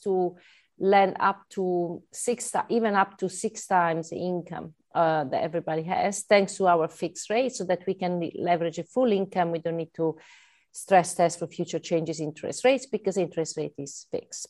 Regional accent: Italy; accent: Italian; English is a second language; now in United Kingdom; I'm Italian, so I'm not from UK, right, by my accent.

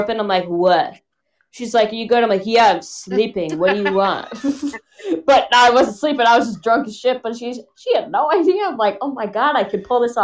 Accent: Connecticut, United States; moved away as an adult; also born or lived in Rhode Island; now in Boston, United States; I'm originally from Connecticut, but I live in Boston

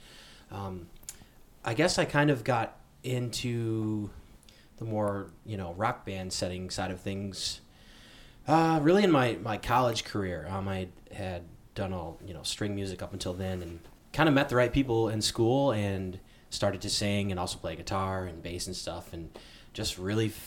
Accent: Fremont, Michigan, United States; also born or lived in Chicago; I met Joey in high school in Fremont, Michigan

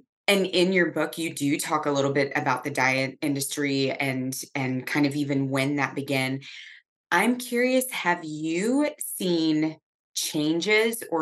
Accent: Nashville, Tennessee, United States; I'm from Nashville, Tennessee

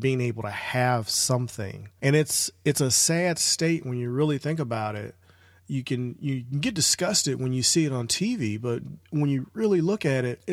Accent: St. Louis, Missouri, United States; right here in my hometown of St. Louis

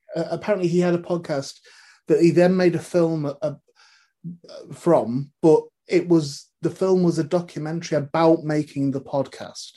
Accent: North West England, United Kingdom; born or raised there

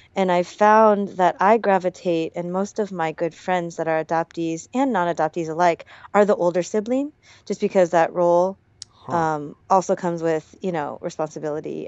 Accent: Portland, Oregon, United States; moved away as an adult; also born or lived in Hawaii / South Korea; now in Seoul, South Korea; I went to this really small um, Catholic elementary school in Northeast Portland

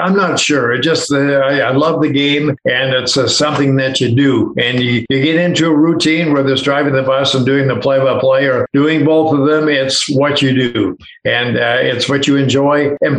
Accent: Drumheller, Alberta, Canada; I'm from the Drumheller area.

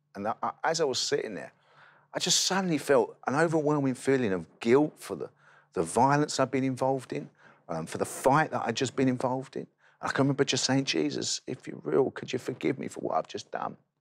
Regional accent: London, United Kingdom; I grew up in East London, um, near the best football club in the country, West Ham United

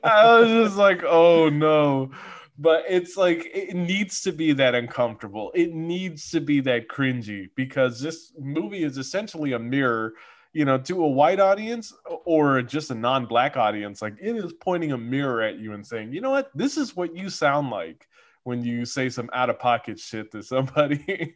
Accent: California, United States; as a Californian

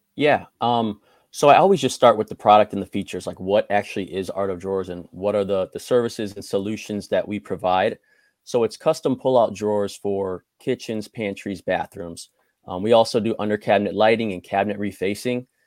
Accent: Crown Point, Indiana, United States; I grew up in Crown Point, Indiana

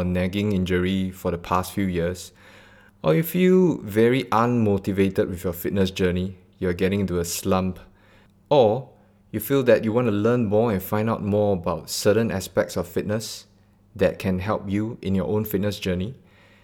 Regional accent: Singapore; I'm born and bred in Singapore, straight out of Bedok.

